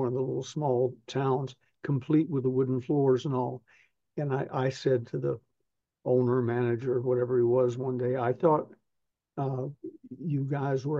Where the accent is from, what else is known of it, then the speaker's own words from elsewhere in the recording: the South, United States; I'm from the South